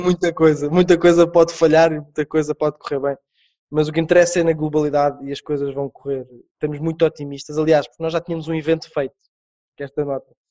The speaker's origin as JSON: {"language": "Portuguese", "country": "Portugal", "said": "nós, como portugueses"}